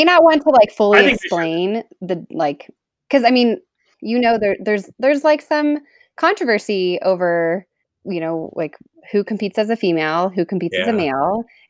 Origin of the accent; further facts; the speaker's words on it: Texas, United States; also born or lived in Louisiana; I was born in Louisiana, but moved to Texas when I was like 3 years old. So grew up in Texas, went to college in Texas, spent about 20 years there.